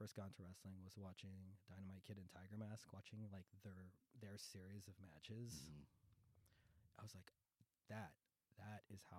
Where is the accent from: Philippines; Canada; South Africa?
Philippines; So it's just like, you know, in case I need to remind you guys, I'm Filipino. This is not the tequila sunrise. It's the Manila sunrise.